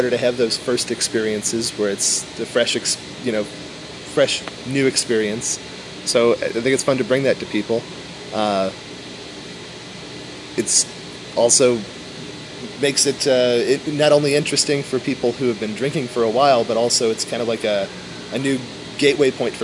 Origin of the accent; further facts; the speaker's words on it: Chicago, Illinois, United States; moved away; we're from Chicago.